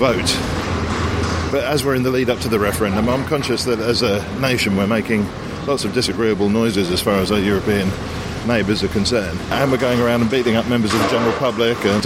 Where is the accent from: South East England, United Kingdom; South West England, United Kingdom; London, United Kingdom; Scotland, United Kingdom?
London, United Kingdom; I'm a Londoner, and B, I'm in London